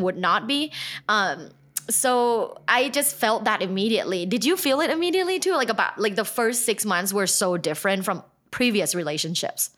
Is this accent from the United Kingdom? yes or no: no; Thailand; I'm from Thailand.